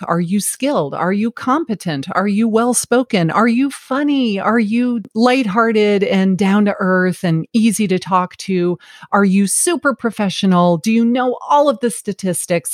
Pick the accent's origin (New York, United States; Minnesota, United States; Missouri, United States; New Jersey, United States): New York, United States; New York City; now in Savannah, United States; I was born in Flushing, New York